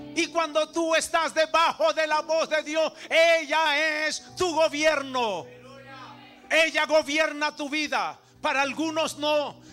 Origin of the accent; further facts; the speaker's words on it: Venezuela; como venezolano